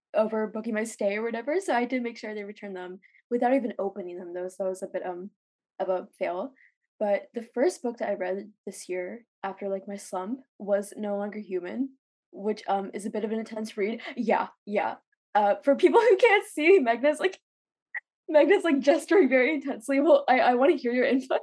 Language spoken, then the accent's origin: English; Los Angeles, California, United States; moved away as an adult; now in Singapore; I'm from Los Angeles